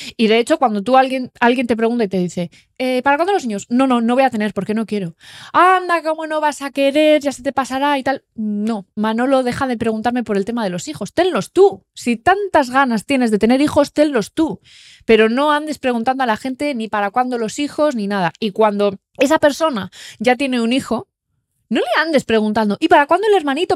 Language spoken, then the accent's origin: Spanish; Sámano, Cantabria, Spain; yo soy de Sámano